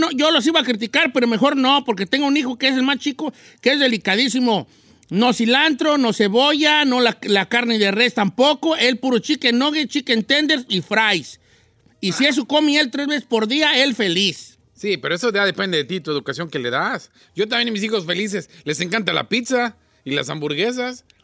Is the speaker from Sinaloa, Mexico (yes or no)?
yes; Sinaloa, Mexico; Yo soy más mexicano que nada y no le pruebo el tomate, ni la cebolla, ni la crema mexicana. Y soy sinaloense y no me gusta el pulpo tampoco.